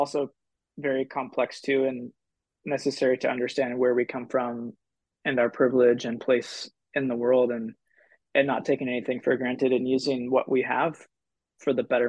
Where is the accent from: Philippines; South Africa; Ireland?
Philippines; Actually, I grew up in the Philippines, so one of my first memories was I remember going out right in front of our house outside of Manila